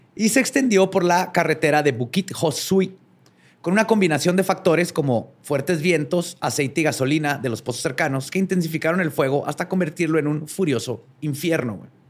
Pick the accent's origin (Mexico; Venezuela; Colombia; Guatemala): Mexico; como mexicanos